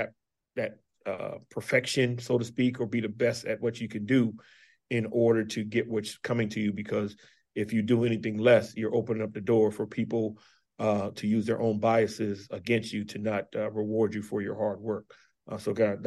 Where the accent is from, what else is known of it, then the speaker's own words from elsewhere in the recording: Charleston, South Carolina, United States; now in Bluefield, United States; I'm from Charleston, South Carolina, and went back home last year for Christmas